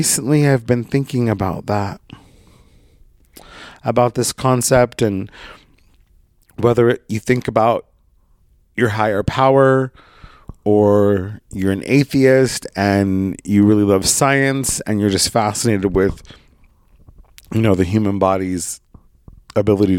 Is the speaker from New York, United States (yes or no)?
no; Brookings, Oregon, United States; moved away as an adult; also born or lived in San Diego / Coos Bay; my hometown of Brookings, Oregon